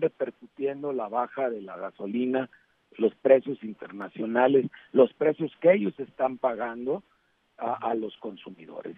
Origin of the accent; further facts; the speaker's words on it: Mexico; como mexicanos